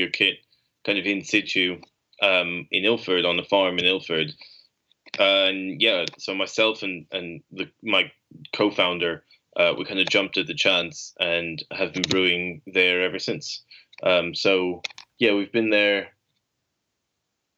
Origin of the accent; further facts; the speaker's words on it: Belgium; having kind of grown up in Belgium